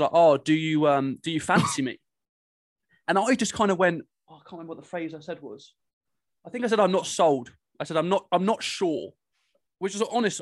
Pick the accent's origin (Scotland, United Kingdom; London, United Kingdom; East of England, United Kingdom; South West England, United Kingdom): South West England, United Kingdom; Cornwall; I'm from Cornwall